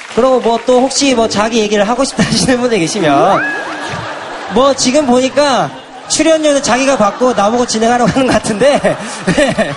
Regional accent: Hadong, South Gyeongsang, South Korea; moved away as an adult; now in Seoul, South Korea; 고향은 경상남도 하동이라고

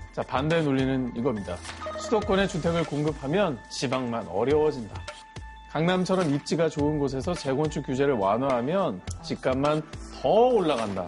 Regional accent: Ulsan, South Korea; moved away; 저도 뭐 울산 출신이기도 해서

